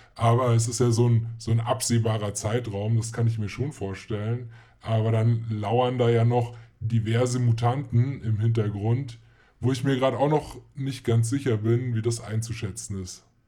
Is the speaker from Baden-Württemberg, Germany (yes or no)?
no; Munich, Bavaria, Germany; wir sind ja auch aus München